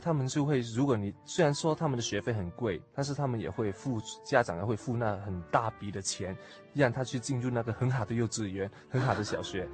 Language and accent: Chinese; Hong Kong; Chinese is a second language; also born or lived in Mainland China; 因为我是从大陆过来的，四岁就从大陆来到香港